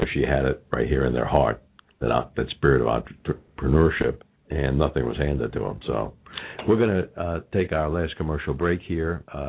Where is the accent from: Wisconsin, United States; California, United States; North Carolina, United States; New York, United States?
California, United States; Los Angeles; accent: Los Angeles; now in Cincinnati, United States; I moved to Cincinnati from Los Angeles.